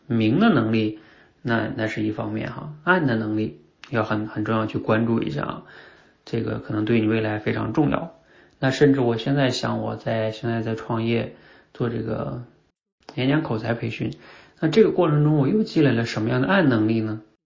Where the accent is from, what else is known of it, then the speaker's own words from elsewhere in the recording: China; 我们中国人一直学的是哑巴英语嘛